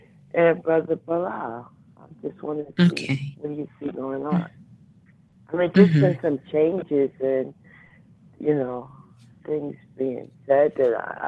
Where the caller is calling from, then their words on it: New Jersey, United States; from New Jersey.